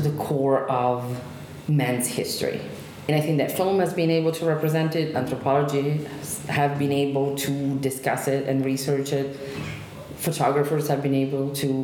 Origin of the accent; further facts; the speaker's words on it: Genoa, Liguria, Italy; moved away; the last city that was European capital of culture in Italy was my hometown